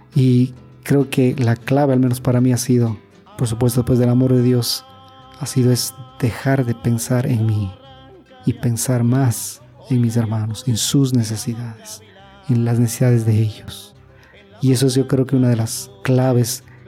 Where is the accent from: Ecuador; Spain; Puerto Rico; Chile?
Ecuador; now in Monterrey, Mexico; yo soy de Ecuador